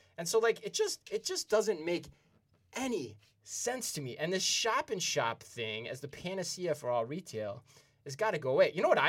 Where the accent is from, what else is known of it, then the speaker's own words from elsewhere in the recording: Iowa, United States; I'm from Iowa, by the way, originally.